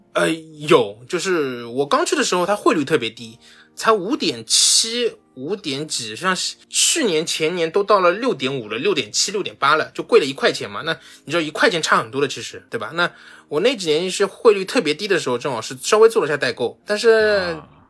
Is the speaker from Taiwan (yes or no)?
no; China; moved away as an adult; now in Tokyo, Japan; 我是中国人